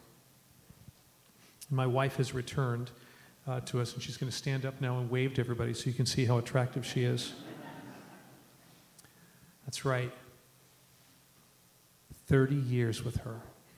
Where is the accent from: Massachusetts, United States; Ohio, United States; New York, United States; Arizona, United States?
Ohio, United States; moved away as an adult; now in Lima, Peru; growing up in Ohio